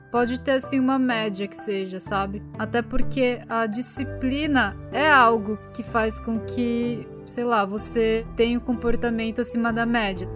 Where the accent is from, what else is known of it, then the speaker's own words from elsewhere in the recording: Brazil; now in Japan; no Brasil a gente se sentia japonesa